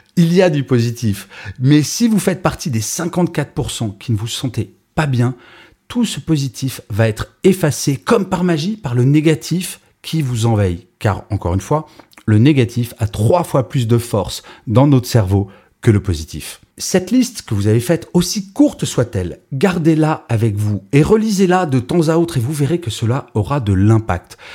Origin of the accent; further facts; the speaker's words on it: France; je suis français